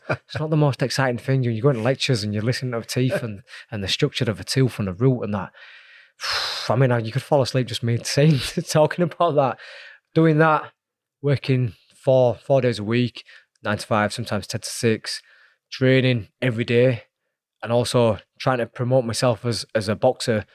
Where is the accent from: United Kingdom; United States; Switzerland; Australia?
United Kingdom; Leeds, Yorkshire and the Humber; growing up in Leeds on, you know, a council estate